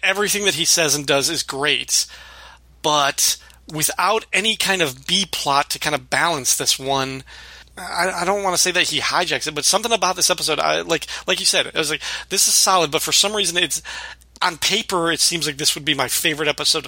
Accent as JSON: {"language": "English", "region": "Illinois", "country": "United States", "tie": "born or raised there", "said": "growing up in the Midwest in Illinois"}